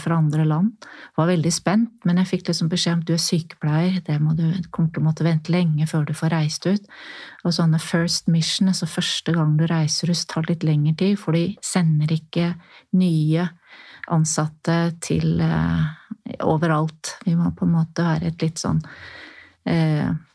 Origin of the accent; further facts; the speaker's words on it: Norway; jeg er norsk